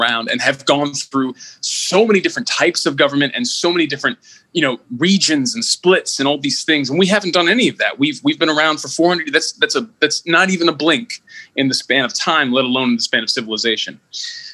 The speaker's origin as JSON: {"language": "English", "country": "United States", "said": "I'm an American. I'm an American with all that entails"}